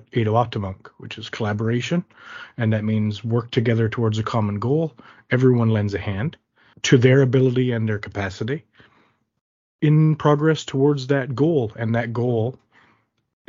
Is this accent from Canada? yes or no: yes; Flat Bay, Newfoundland and Labrador, Canada; I hail from the Mi'kmaq community of Flat Bay